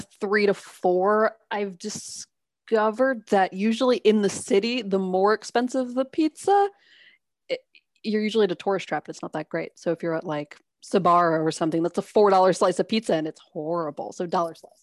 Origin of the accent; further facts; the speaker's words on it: New York City, New York, United States; moved away as an adult; also born or lived in Brooklyn; I grew up in Manhattan. So, like, I'm city through and through.